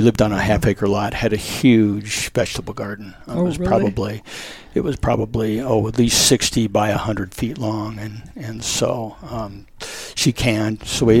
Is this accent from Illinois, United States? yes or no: no; Lakewood, Colorado, United States; also born or lived in Denver / Estes Park; I was born in Denver, but when I was 5 years old, moved out to Lakewood. And it was a beautiful place. I lived out by Kipling. That was kind of the Kipling was the end of Denver at that time.